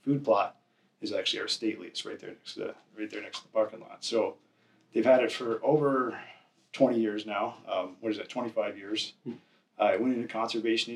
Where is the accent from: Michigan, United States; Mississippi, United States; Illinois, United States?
Michigan, United States; moved away; Growing up in Michigan and moving out here